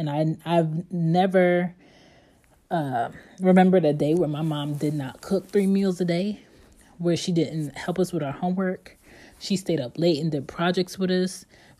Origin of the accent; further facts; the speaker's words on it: Philadelphia, Pennsylvania, United States; born there; So I was born in 87, and I was born in West Philadelphia.